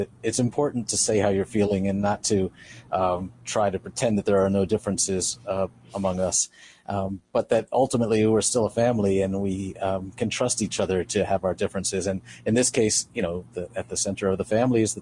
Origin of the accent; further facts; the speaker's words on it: Monsey, New York, United States; I grew up in Muncie, New York